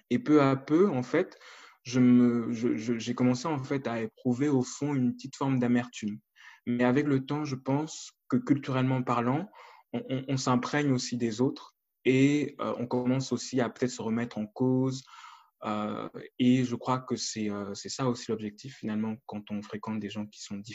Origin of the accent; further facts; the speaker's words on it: Cameroon; motivé à revoir peut-être ma manière de penser en tant que Camerounais